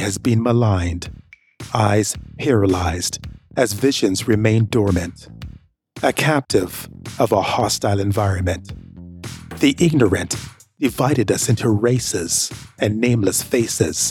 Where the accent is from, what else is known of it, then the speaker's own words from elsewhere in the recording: Canada; also born or lived in Jamaica; I am proud of being Jamaican. That's where I'm from. And I'm proud of being Canadian as well, because that's where I was raised